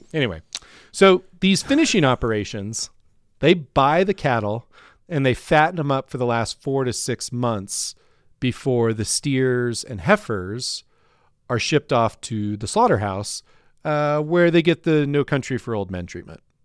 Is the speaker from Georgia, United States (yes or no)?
no; Ord, Nebraska, United States; now in Denver, United States; there were multiple feedlots around Ord, where I grew up